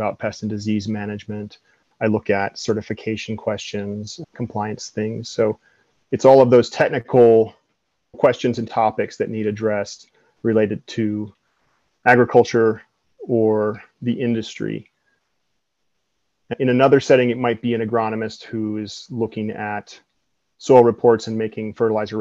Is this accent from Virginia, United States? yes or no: yes; Floyd County, Virginia, United States; came home to Floyd County, Virginia in late 2017